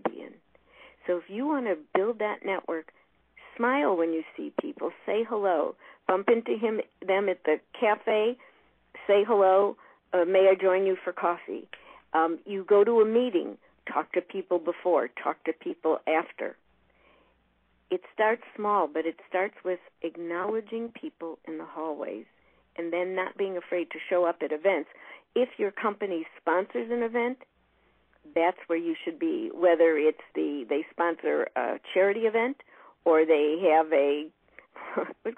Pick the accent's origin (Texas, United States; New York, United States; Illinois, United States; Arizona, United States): Illinois, United States; Chicago; I'm from Chicago